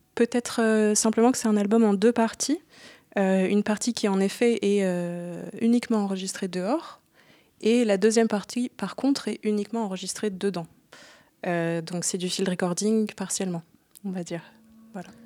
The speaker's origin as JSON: {"language": "French", "country": "France", "moved": "yes", "lives_now": "Berlin, Germany", "said": "j'habite à Berlin depuis pas mal de temps maintenant, même si je suis française à la base"}